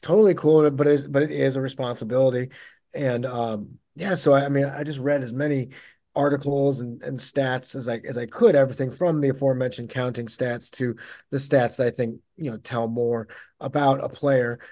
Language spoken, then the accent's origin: English; St. Louis, Missouri, United States; moved away as an adult; also born or lived in Denver; I was living in Denver, and I came home. I'm from Saint Louis